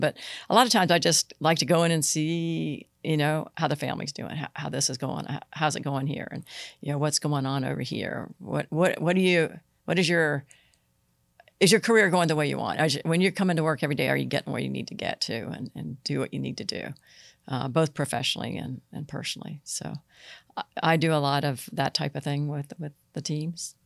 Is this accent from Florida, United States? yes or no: yes; Vero Beach, Florida, United States; moved away as an adult; now in Pasco County, United States; I grew up in Vero Beach.